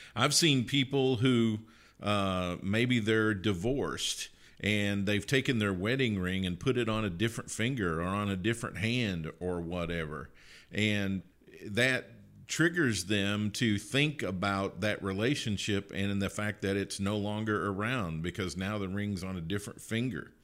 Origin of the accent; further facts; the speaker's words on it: Kentucky, United States; moved away; I grew up in Kentucky